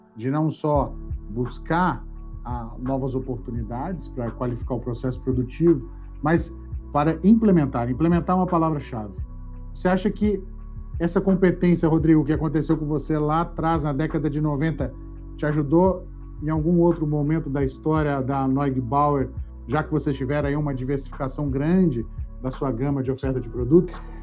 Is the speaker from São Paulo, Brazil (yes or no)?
no; Minas Gerais, Brazil; lá da minha terra de Minas Gerais